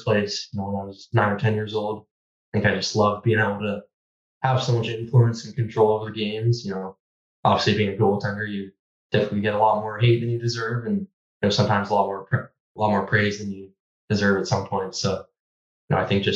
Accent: Vancouver, British Columbia, Canada; growing up in Vancouver

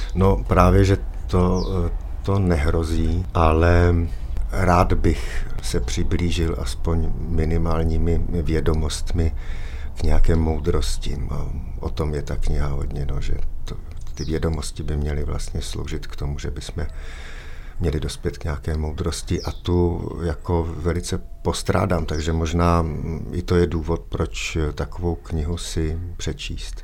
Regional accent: Czechia; Jsem Čech, eh, jsem na to hrdý

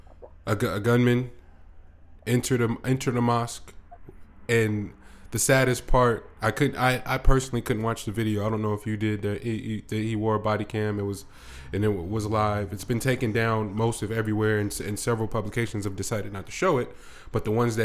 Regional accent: United States; for us as black American males

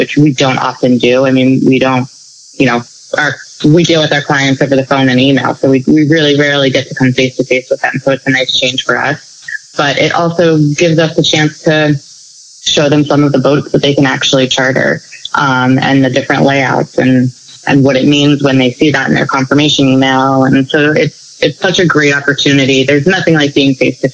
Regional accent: Annapolis, Maryland, United States; I grew up in Annapolis

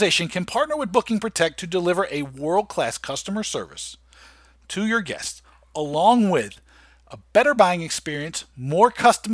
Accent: United States; accent: American; my dirty American accent.

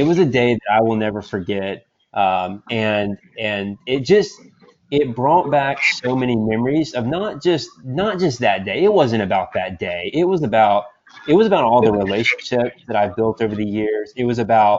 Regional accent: Atlanta, Georgia, United States; moved away as an adult; also born or lived in Austin, Texas; now in Portland, United States; I grew up in Atlanta. My entire family's in Atlanta

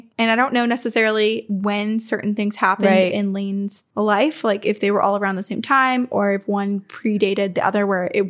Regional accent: South Carolina, United States; I'm unsure if y'all know this low country legend. I was raised in South Carolina, where the Gullah people are located.

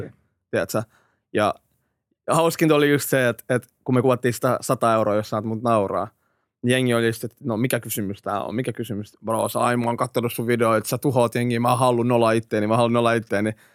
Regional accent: Finland; also born or lived in Iraq / Hämeenlinna / Helsinki; kaksivuotiaan me tultiin Suomeen

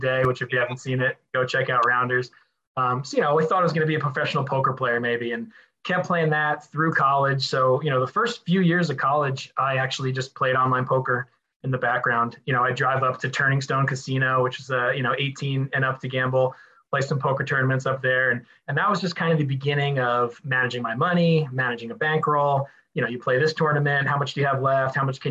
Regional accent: Ramsey, New Jersey, United States; I'm from Ramsey, New Jersey, originally, North Jersey

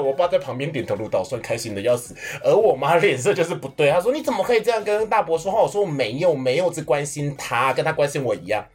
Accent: Kaohsiung, Taiwan; 妈妈是屏东人，然后我是高雄人，因为我们到都都搬去高雄了

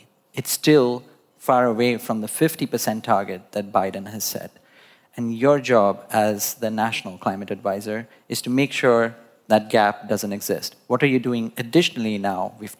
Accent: India; born there; I was born in India

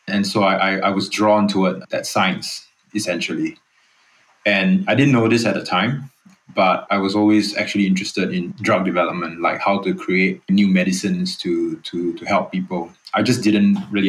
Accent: Singapore; moved away as an adult; also born or lived in Boston; I'm Singaporean, born and raised. I've actually been away for 16 years now

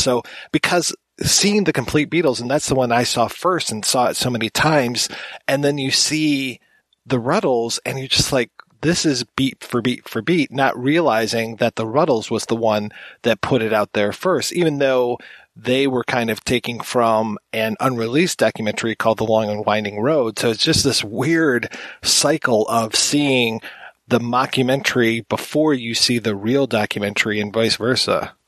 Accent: United States; being an American

